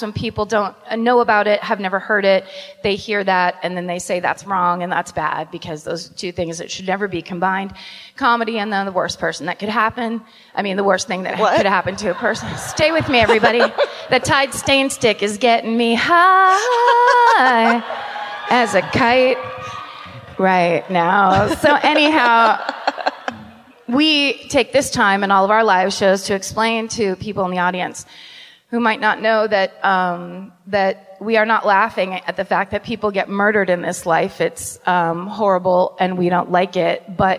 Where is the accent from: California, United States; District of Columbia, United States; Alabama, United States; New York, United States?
California, United States; Petaluma; Well, Petaluma is my hometown, right, but I have to count it.